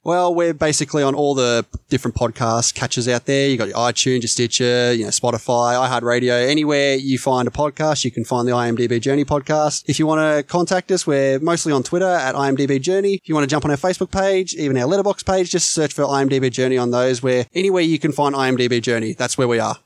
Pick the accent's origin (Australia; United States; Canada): Australia; I'm Australian